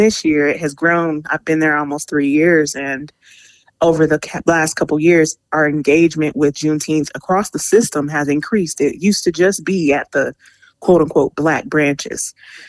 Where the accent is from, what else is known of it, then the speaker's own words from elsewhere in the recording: Aurora, Colorado, United States; growing up in Aurora, I went to Cart Elementary, East Middle School, Hinckley High School, Gateway High Schools